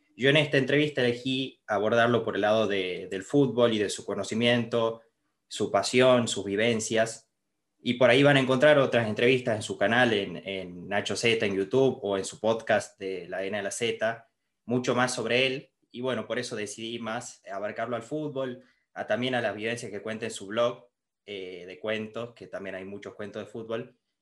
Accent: Argentina; fue lo que sentimos todos los argentinos

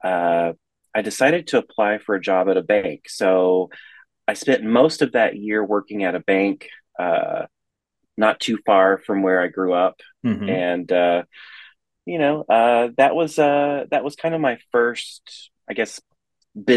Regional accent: East Tennessee, United States; So I was born in the Middle Tennessee area. We lived in East Tennessee from I was age 4, and then we left when I was 14, and we came back to Middle Tennessee.

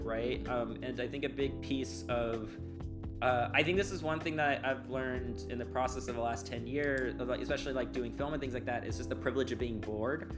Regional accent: Long Beach, California, United States; moved away as an adult; also born or lived in San Francisco Bay Area; now in New York City, United States; I'm from Long Beach

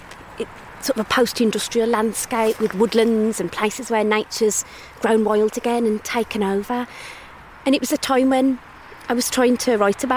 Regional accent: Black Country, West Midlands, United Kingdom; I grew up in the Black Country.

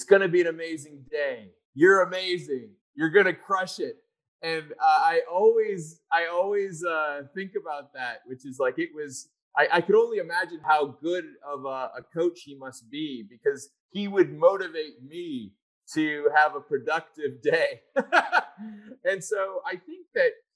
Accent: Chicago, Illinois, United States; moved away; When I was younger, I lived in Chicago. I'm originally from Chicago

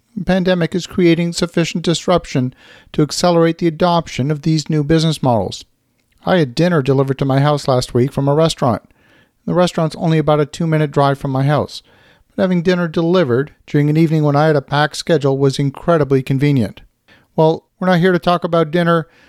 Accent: Canada; as a Canadian

